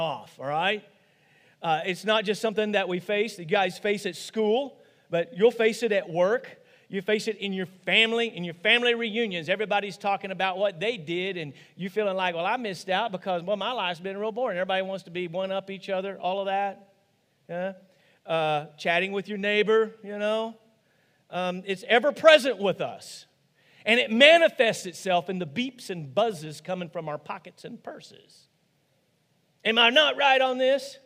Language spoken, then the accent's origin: English; Rosebud, United States; growing up on a dairy farm, here it comes, in Rosebud, okay? Actually, outside of Rosebud.